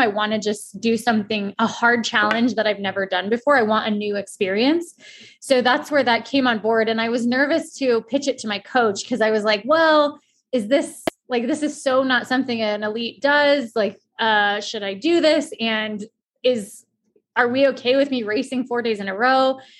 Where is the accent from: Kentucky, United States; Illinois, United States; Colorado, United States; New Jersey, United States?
Colorado, United States; I'm from Colorado and the trails are right in my backyard.